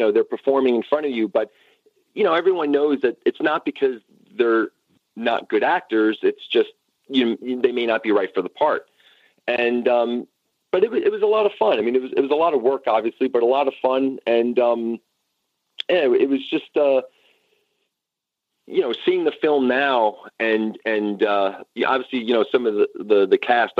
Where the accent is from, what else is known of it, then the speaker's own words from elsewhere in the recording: New York, United States; I'm a New Yorker, so I'm kind of used to, you know, straight talk